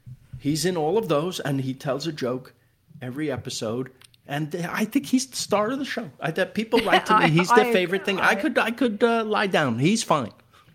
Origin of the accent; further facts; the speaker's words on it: New York, United States; Well, I come from New York. I don't know. I wouldn't pick anything off the ground and eat it.